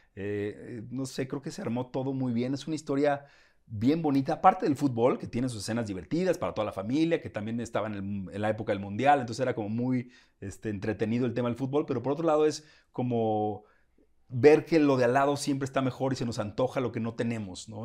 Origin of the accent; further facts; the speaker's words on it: Guadalajara, Jalisco, Mexico; soy de Guadalajara, tengo más, no sé, un tono